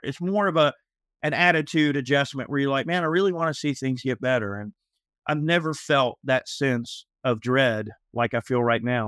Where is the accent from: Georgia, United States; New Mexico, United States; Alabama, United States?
Georgia, United States; I've lived in Georgia my whole life. I, I have lived literally within, I would say, let's see, Fulton, I have lived within a twenty-five mile radius of the hospital I was born in my whole life